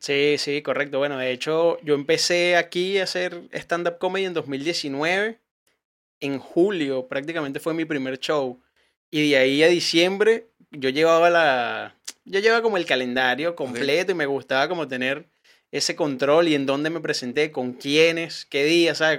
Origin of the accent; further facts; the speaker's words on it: Venezuela; now in Chile; yo soy comediante, soy venezolano